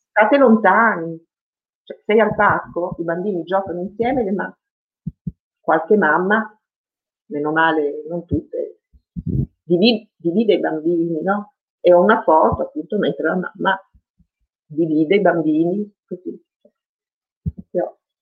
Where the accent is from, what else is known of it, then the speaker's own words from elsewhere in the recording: France; first language French; Italian is a second language; moved away as an adult; now in Turin, Italy; l'italiano per me è la seconda lingua, perché la mia prima lingua in assoluto è stato il francese, sono rimasta fino all'università, fino all'età dell'università in Francia